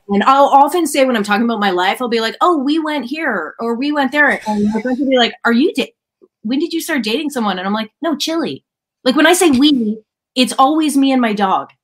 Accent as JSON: {"language": "English", "town": "Ottawa", "region": "Ontario", "country": "Canada", "tie": "born or raised there", "said": "I am from Ottawa, which is the capital city of Canada"}